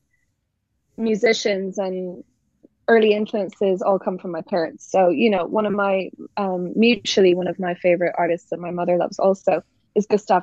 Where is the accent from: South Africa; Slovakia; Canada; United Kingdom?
United Kingdom; Northern Ireland; also born or lived in Dublin, Ireland; I'm from Northern Ireland. That's where I grew up.